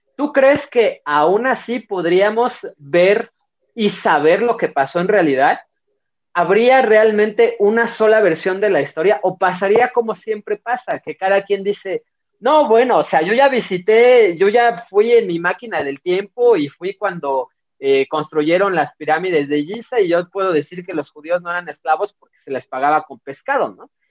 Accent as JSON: {"language": "Spanish", "country": "Mexico", "said": "¿Por qué soy mexicano? ¿Por qué estos son mis símbolos patrios?"}